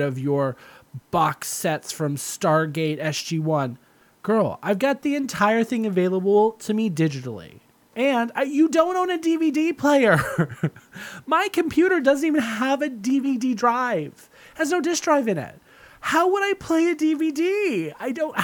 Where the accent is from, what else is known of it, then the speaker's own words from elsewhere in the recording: Southern California, United States; moved away; I'm from Southern California and it doesn't rain that often there